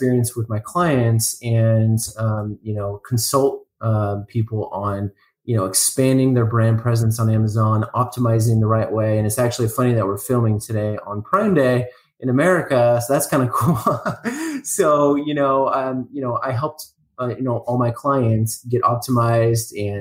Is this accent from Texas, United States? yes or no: no; Seattle, Washington, United States; moved away as an adult; also born or lived in San Diego; now in Dallas, United States; I was born and raised in Seattle.